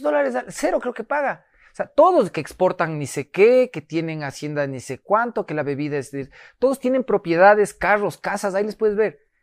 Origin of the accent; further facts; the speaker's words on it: Ecuador; los ecuatorianos somos cariñosos